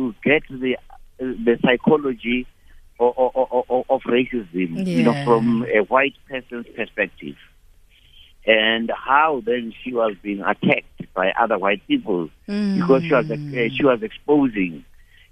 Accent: South Africa; moved away as an adult; also born or lived in London; because I was from South Africa

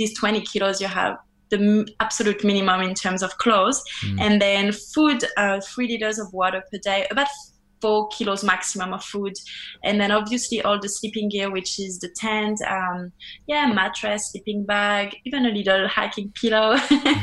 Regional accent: France; English is a second language; moved away as an adult; also born or lived in New Zealand; now in Australia; I'm from France.

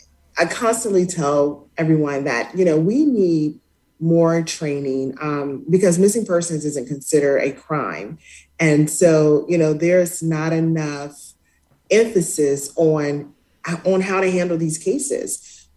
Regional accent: Spartanburg, South Carolina, United States; She went missing from my hometown of Spartanburg, South Carolina.

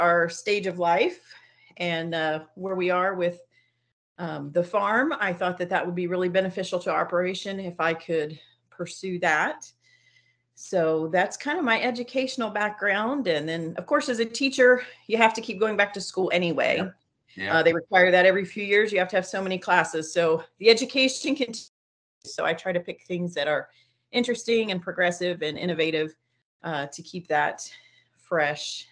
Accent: Pickaway County, Ohio, United States; I grew up in Pickaway County, Ohio, which is where we reside still.

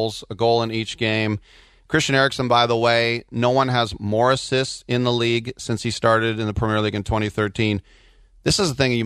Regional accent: United States; us Americans

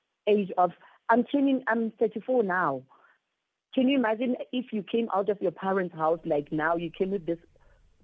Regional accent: Free State, South Africa; I'm from Free State here at Zepenar. It's a small town.

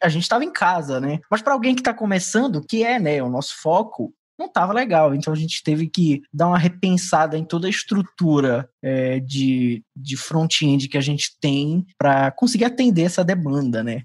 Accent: Belém, Pará, Brazil; nós todos somos de Belém do Pará, e aqui existe uma expressão muito forte que se usa que é o o égua

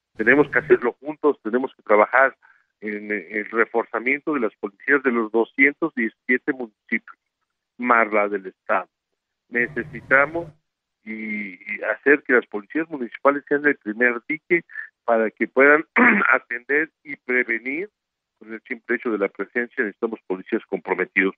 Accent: Puebla, Mexico; soy un poblano más

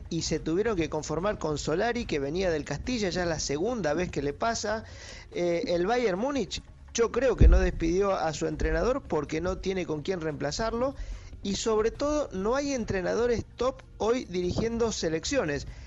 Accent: Argentina

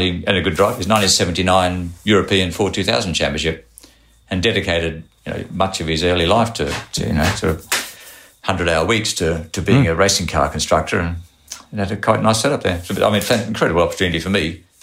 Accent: Australia; But being from Australia, I submitted a resume.

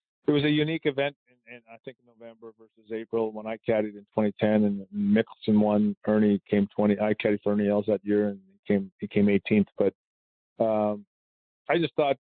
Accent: Canada; I'm Canadian

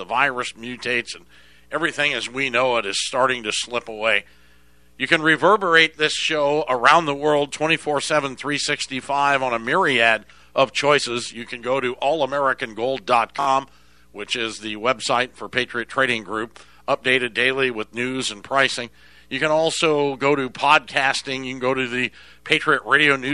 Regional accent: Scottsdale, Arizona, United States; I grew up in North Scottsdale, went to Chaparral High School

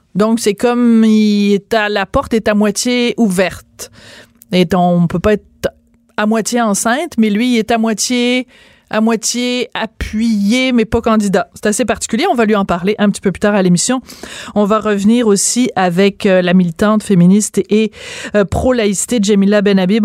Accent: Bordeaux, Nouvelle-Aquitaine, France; je suis né à Bordeaux et c'est là que j'ai été baptisée

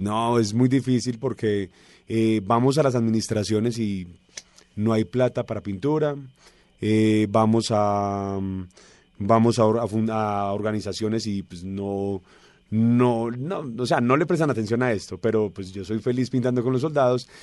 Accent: Colombia; also born or lived in Argentina / Brazil; Yo le dije, colombiano

